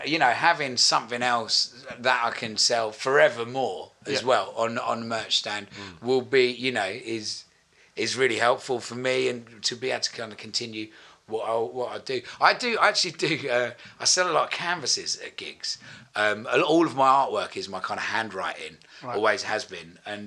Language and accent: English; East of England, United Kingdom; I'm from Essex as well, so don't worry about that.